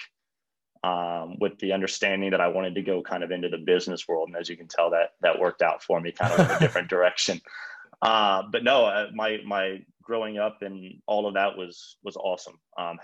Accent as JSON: {"language": "English", "town": "Mooresville", "region": "Indiana", "country": "United States", "tie": "born or raised there", "moved": "as an adult", "lives_now": "Charlotte, United States", "said": "I grew up in Mooresville, Indiana"}